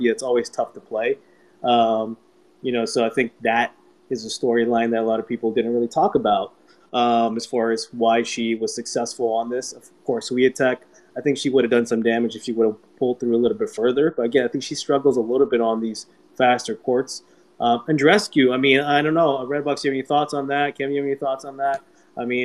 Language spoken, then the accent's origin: English; Canada; also born or lived in New Jersey; now in United States; being Canadian myself, even though I live in the States.